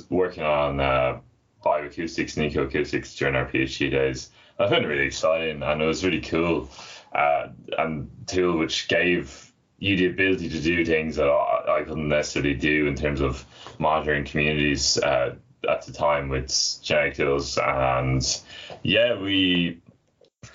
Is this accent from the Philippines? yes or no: no; Dublin, Leinster, Ireland; also born or lived in Newcastle, United Kingdom; I'm from Dublin originally, and I'm back working there now.